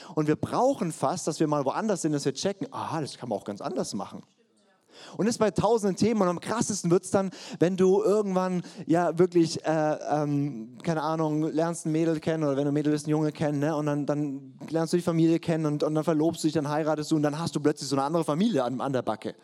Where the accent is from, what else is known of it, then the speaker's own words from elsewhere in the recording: Swabia, Baden-Württemberg, Germany; Ich bin ein in Schwaben geborener Partner mit fränkisch-hessischen Wurzeln